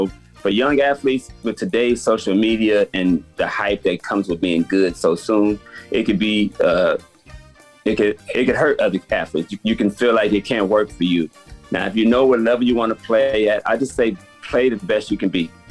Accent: Los Angeles, California, United States; I'm from Los Angeles, California, South Central.

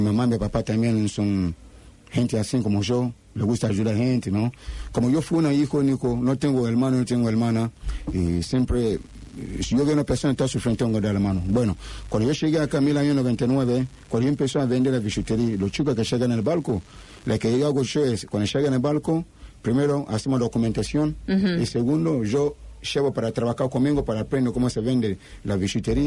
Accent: Ghana; Spanish is a second language; moved away as an adult; also born or lived in Panama; now in Rosario, Argentina; salí de Ghana. Salí de Ghana cuando yo tenía 19 años, solamente 19 años

